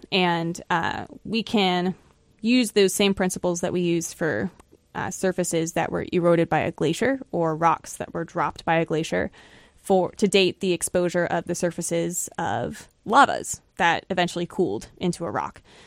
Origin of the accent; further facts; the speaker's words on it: Florida, United States; moved away as an adult; also born or lived in Buffalo, New York; now in New Hampshire, United States; I grew up in Florida, And I went to grad school in Buffalo, New York, and now I'm in New Hampshire